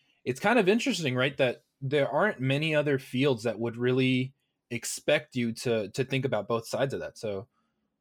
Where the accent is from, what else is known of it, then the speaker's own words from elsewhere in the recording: Los Angeles, California, United States; moved away; I grew up in California, Los Angeles specifically